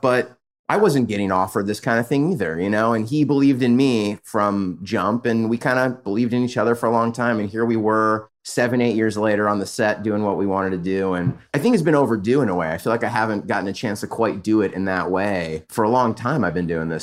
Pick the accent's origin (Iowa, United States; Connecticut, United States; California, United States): California, United States; San Diego; now in Los Angeles, United States; And from San Diego, I grew up in Southern California.